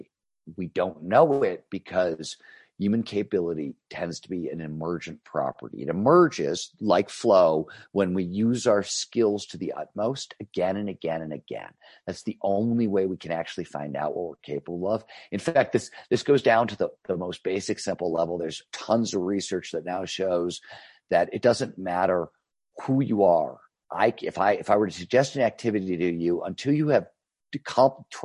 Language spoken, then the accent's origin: English; Cleveland, Ohio, United States; When I was growing up in Cleveland, Ohio in the 70s, it was a steel town